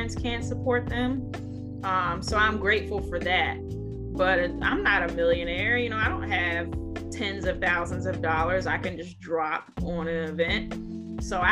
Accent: Washington, District of Columbia, United States; growing up in Chocolate City

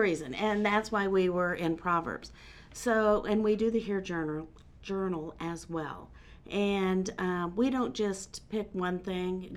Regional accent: Muncie, Indiana, United States; moved away as an adult; now in North Carolina, United States; I am from Indiana. Have been in North Carolina since 2006

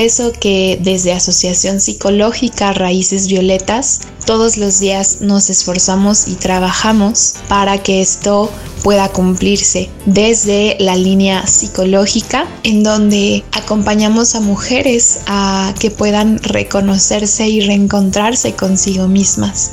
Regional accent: Mexico; como mujeres mexicanas

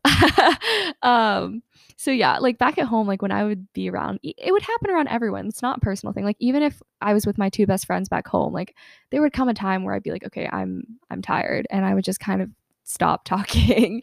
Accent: Atlanta, Georgia, United States; I'm from Atlanta, Georgia

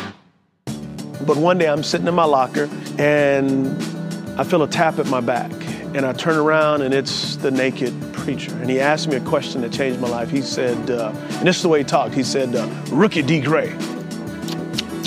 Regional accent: San Antonio, Texas, United States; I grew up in San Antonio, Texas

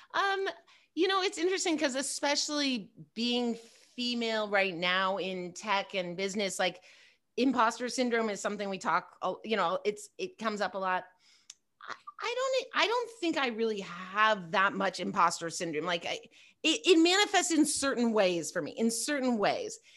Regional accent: Pasadena, California, United States; also born or lived in Bay Area, California; now in Los Angeles, United States; I grew up in Pasadena, in L A, and then I, um, I moved to the Bay Area

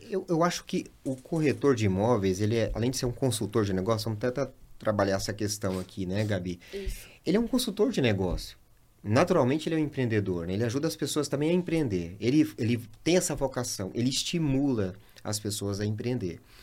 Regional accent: Goiânia, Goiás, Brazil; now in Sinop, Brazil; A minha cidade, Goiânia

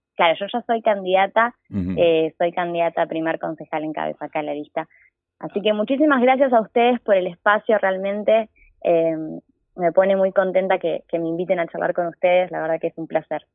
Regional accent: Quilmes, Buenos Aires Province, Argentina; Nací acá, viví siempre acá, estudié acá, de hecho estudio en la Universidad Nacional de Quilmes, así que soy quilmeña de pura cepa

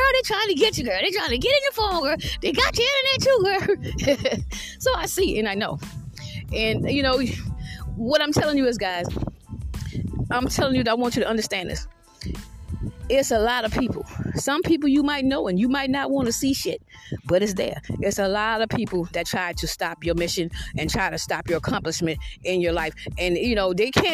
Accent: Georgetown, South Carolina, United States; I'm from Georgetown, South Carolina

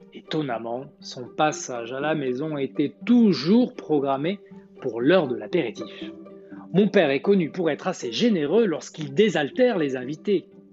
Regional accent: the South, southern France, France; accent: accent du Sud; mon accent du Sud

